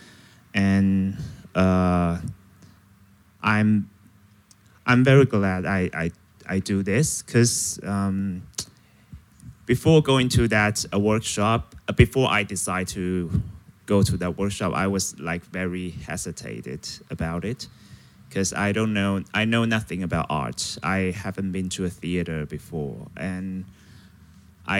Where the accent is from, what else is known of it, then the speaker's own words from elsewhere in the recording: Taiwan; I'm from Taiwan